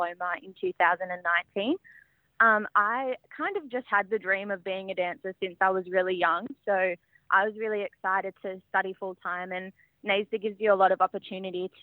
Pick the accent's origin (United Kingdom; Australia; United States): Australia; Sydney, New South Wales; I'm a proud Wiradjuri woman born and raised on Dari country in Western Sydney